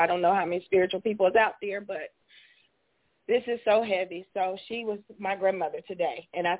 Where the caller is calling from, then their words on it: Charleston, West Virginia, United States; I'm from Charleston, West Virginia.